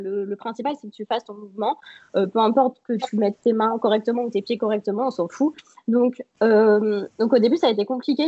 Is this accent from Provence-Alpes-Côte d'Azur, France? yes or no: no; Troyes, Grand Est, France; je suis de Troyes, donc euh, en France, euh, dans le nord-est.